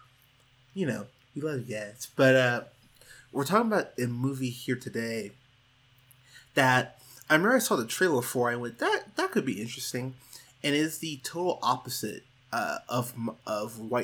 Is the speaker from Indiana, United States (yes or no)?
no; Pismo Beach, California, United States; moved away as an adult; now in Austin, United States; I grew up in Pismo Beach, California, and I went to church there for years until I was 21, 22 and moved out to Austin, Texas.